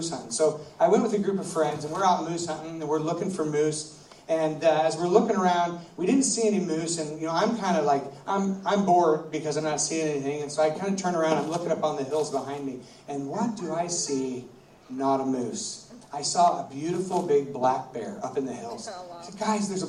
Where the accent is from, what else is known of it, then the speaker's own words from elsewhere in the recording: United States; I'm from America, and where I live is rivers and lakes